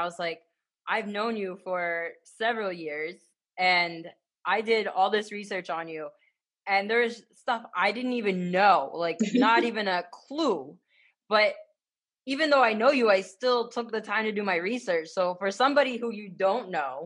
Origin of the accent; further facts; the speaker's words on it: Ohio, United States; I'm from Ohio, I'm a Sheetz girl 100%